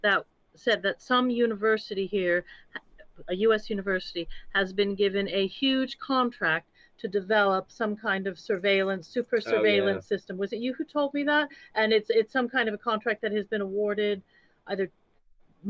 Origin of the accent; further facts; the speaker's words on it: San Francisco Bay Area, California, United States; I'm from the San Francisco Bay Area